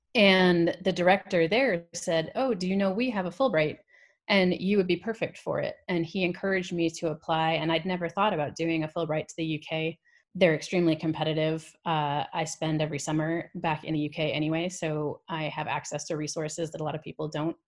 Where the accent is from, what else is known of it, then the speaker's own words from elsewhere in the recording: New York, United States; accent: American; also born or lived in London, United Kingdom / Canada; I quickly picked up, uh, an American one when we moved to New York, uh, which is where I grew up for the most part